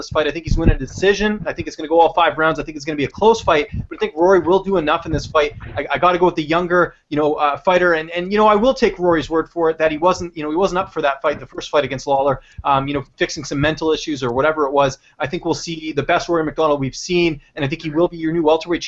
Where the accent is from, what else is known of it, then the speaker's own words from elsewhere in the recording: Canada; this is coming from a Canadian